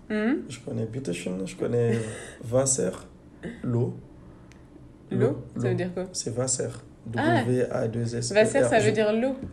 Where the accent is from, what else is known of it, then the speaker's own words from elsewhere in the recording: Guinea; now in France; j'ai retrouvé chez eux des choses que j'ai chez moi en Guinée.